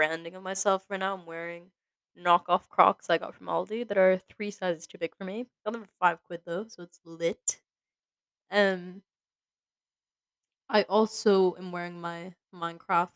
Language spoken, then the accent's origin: English; Boston, Massachusetts, United States; moved away as an adult; also born or lived in Scotland; growing up in Boston, or like around Boston, as an only child